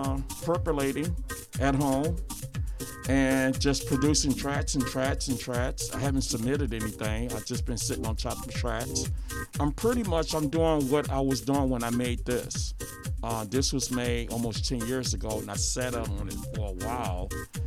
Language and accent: English; Detroit, Michigan, United States; Detroit. I'm from Detroit.